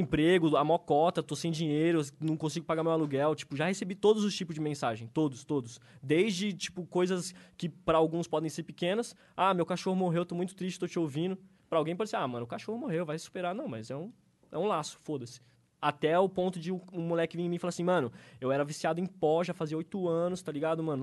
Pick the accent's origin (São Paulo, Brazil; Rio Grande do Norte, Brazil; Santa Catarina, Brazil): São Paulo, Brazil; Avaré; moved away as an adult; now in São Paulo, Brazil; durante toda a minha adolescência, infância, lá, lá em Avaré, quando eu morava com meus pais